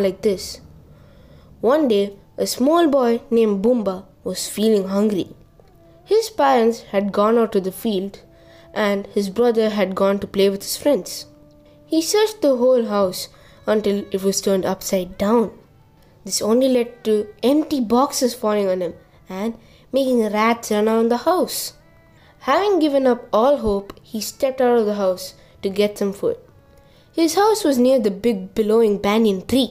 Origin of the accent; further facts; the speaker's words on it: Odisha, India; my home state, Odisha.